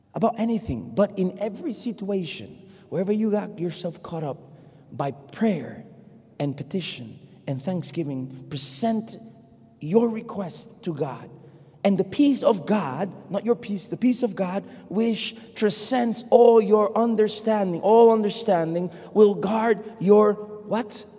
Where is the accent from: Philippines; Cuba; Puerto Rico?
Puerto Rico; first language Spanish; English is a second language; moved away